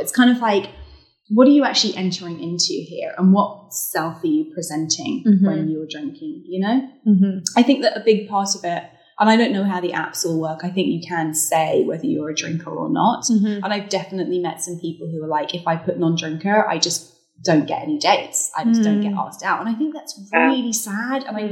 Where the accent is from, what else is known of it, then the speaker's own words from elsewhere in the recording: United Kingdom; moved away; growing up as a Brit working in magazine journalism